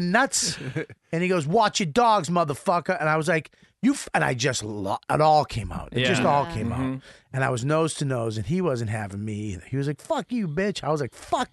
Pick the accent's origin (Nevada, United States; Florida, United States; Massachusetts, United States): Massachusetts, United States; Boston; moved away as an adult; also born or lived in Hell's Kitchen, New York; now in Westchester, United States; I grew up in Boston in a house with parks and cars and shit